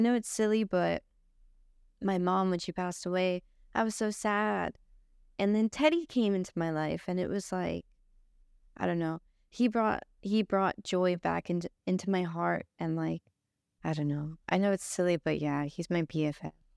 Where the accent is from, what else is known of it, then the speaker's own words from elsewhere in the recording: Los Angeles, California, United States; I grew up here in Los Angeles with my grandparents